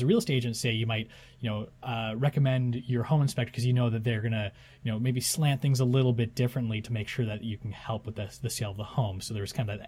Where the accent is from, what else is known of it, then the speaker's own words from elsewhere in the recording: Kingston, Ontario, Canada; I'm from Kingston